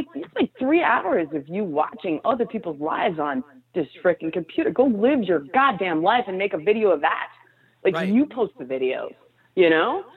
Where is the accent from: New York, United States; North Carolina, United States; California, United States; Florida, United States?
New York, United States; New York City; I was raised there. I was born in the village